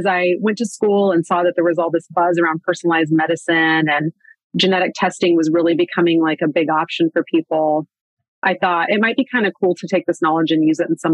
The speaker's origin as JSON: {"language": "English", "town": "Manhattan", "region": "Kansas", "country": "United States", "tie": "born or raised there", "said": "I grew up in Manhattan, Kansas, which is where Kansas State University is"}